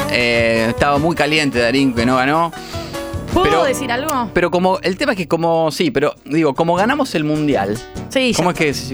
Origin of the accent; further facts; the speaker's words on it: Rojas, Buenos Aires Province, Argentina; No, soy de Roja, pero ahí nomás.